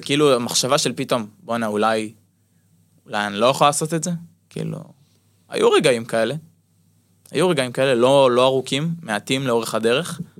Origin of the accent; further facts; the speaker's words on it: Jezreel Valley, Northern District, Israel; לאולם שאני גדלתי בו בתור ילד, בתור נער בעמק יזרעאל שמשחק כדורסל במועדון